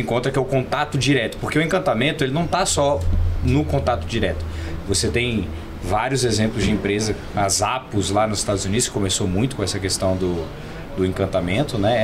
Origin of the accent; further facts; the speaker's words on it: São Paulo, Brazil; now in Brasília, Brazil; Eu não sou brasiliense, eu nasci em São Paulo, sou paulistano, mas moro aqui há muitos anos